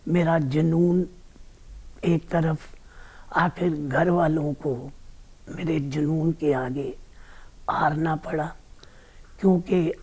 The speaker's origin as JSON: {"language": "Hindi", "town": "Amritsar", "region": "Punjab", "country": "India", "tie": "born or raised there", "said": "अमृतसर का रहने वाला हूँ"}